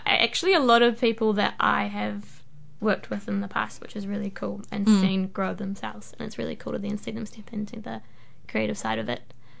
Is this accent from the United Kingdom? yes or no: no; Hamilton, Waikato, New Zealand; I grew up in Hamilton